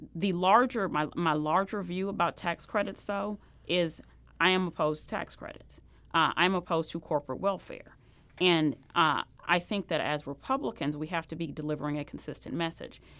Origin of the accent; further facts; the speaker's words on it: Sikeston, Missouri, United States; I grew up down in Sykeston, Missouri, uh, which is the boot heel, uh, and I grew up on a farm down there.